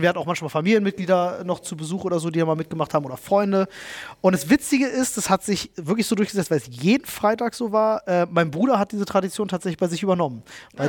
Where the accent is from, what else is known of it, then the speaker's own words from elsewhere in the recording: Germany; wo ich aufgewachsen bin in Buko